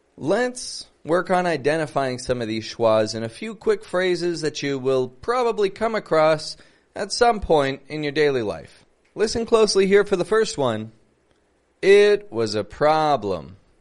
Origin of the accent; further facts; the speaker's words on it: Toronto, Ontario, Canada; I'm from Toronto